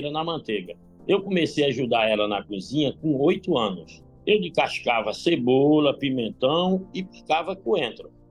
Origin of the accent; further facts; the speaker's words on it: Gurien, Paraíba, Brazil; A minha infância foi em Gurien, uma cidade de 14 mil habitantes no interior da Paraíba.